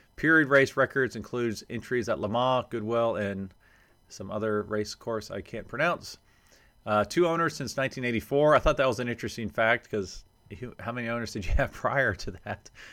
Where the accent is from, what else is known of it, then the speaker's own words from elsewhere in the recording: Jacksonville, Florida, United States; my hometown of Jacksonville, Florida